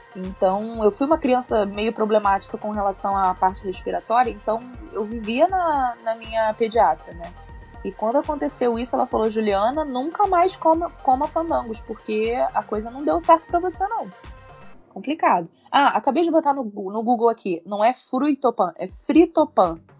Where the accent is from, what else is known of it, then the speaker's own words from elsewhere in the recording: Rio de Janeiro, Brazil; Eu sou do Rio